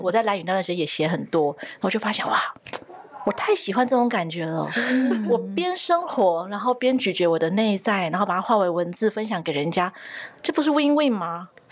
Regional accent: southern Taiwan, Taiwan; 因为我是在南部的家庭长大的

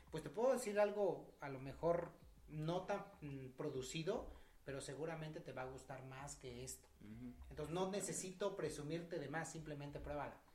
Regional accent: Mexico; si bien nosotros apreciamos como dijimos, mexicanos el mezcal

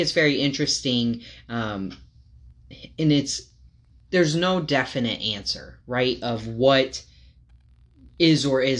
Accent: United States; I grew up in Farmer City, USA.

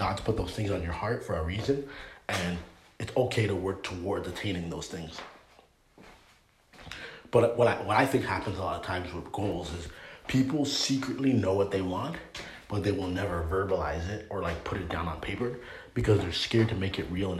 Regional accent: Canada; moved away as an adult; now in United States; being born and raised in Canada

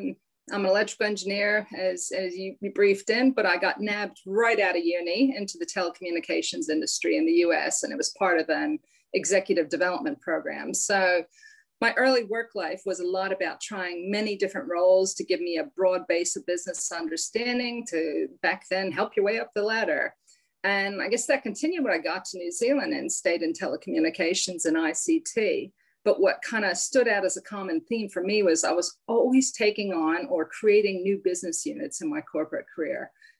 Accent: Pennsylvania, United States; accent: hybrid accent; So I'm from the East Coast of the US, outside of Philadelphia, but I've been here a long time. So yeah, I have this hybrid accent

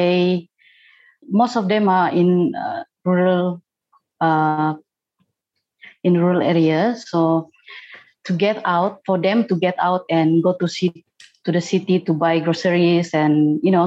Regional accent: Sabah, Malaysia; I am from Sabah

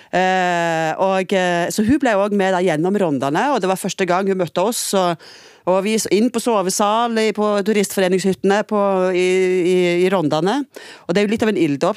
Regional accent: Trondheim, Trøndelag, Norway; now in Stavanger, Norway; jeg er født i Trondheim. Og så har jeg endt opp i Stavanger

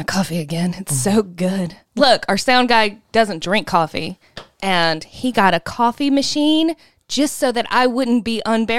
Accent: Southern United States, United States; we're from the South.

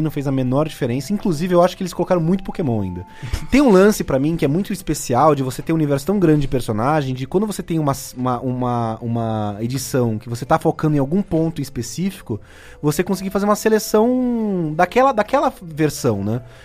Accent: Cubatão, São Paulo, Brazil; moved away; eu sou daqui de Cubatão

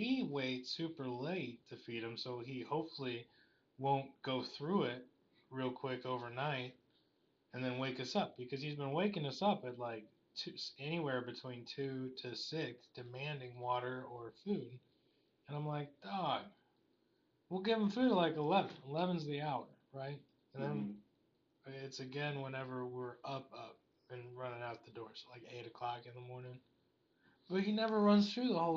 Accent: United States; I'm an American

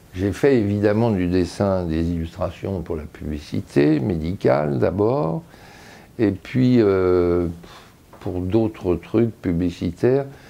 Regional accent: Lyon, Auvergne-Rhône-Alpes, France; now in Paris, France; Je viens de Lyon, non pas d'une vieille famille lyonnaise, je dirais, mais d'une demi-famille lyonnaise

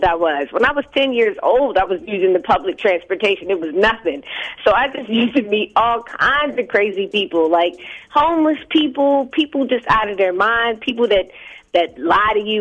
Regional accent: Baltimore, Maryland, United States; now in Los Angeles, United States; being from Baltimore

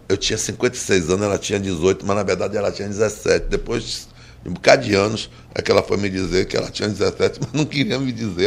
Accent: Baixa de Quintas, Bahia, Brazil; eu vim de Baixa de Quinta

